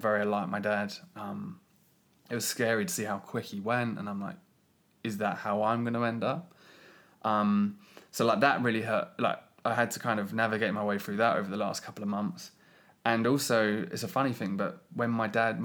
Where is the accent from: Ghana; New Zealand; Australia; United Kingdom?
United Kingdom; as a British